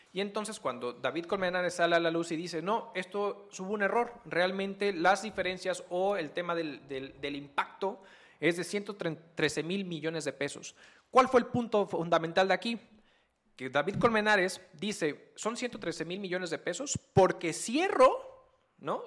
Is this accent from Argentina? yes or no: no; Mexico; nuestros impuestos como mexicanos